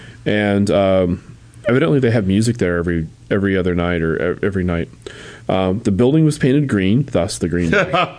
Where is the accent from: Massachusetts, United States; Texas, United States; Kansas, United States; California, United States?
California, United States; San Francisco; I'm not from here. I'm from San Francisco.